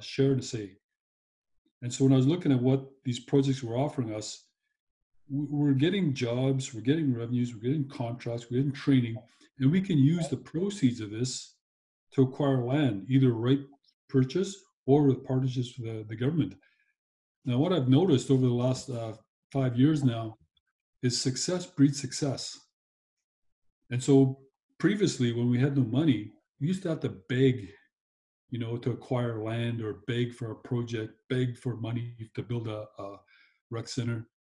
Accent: Kitamaat Village, British Columbia, Canada; I'm born and raised on Kitimat Village Reserve on the west coast of British Columbia

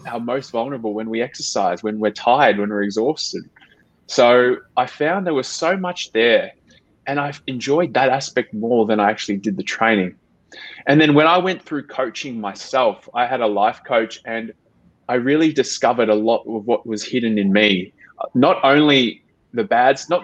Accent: Melbourne, Victoria, Australia; moved away as an adult; I'm half Australian, half Filipino. I grew up in Melbourne

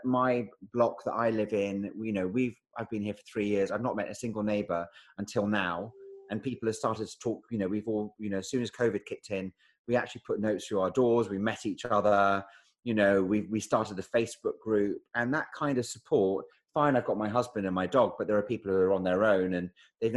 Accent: Edinburgh, Scotland, United Kingdom; moved away; I'm from Edinburgh.

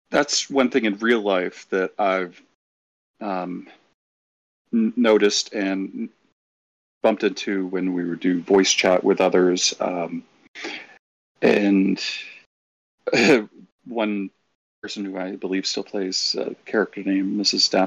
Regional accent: Massachusetts, United States; moved away; Uh, well, so I'm from Massachusetts. Anyone knows too that folks like us, I don't have an accent anymore. I moved around and it neutralized

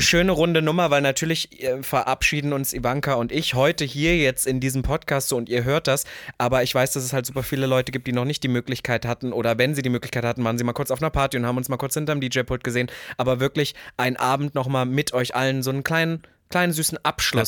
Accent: Leipzig, Saxony, Germany; also born or lived in Berlin; Leipzig es ist ja der Osten. Das ist meine Heimat

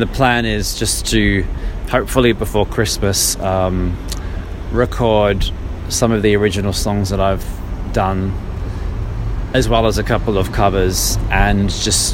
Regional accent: Australia; moved away as an adult; also born or lived in Brazil; now in London, United Kingdom; I'm from Australia.

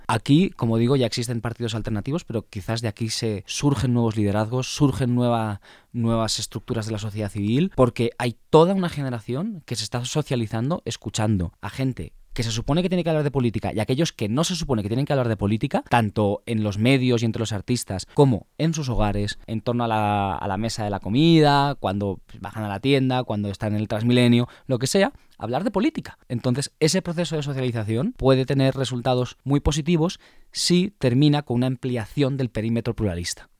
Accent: Spain; now in Colombia; me da mucha envidia como español

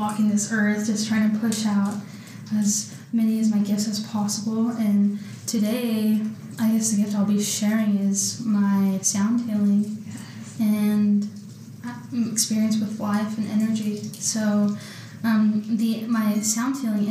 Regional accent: California, United States; moved away as an adult; Yes, I'm from California. I actually moved here in 2019.

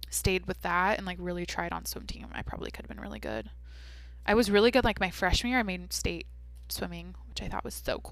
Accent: Mount Vernon, United States; when I think of Mount Vernon, when I think of my high school, when I think of like my childhood

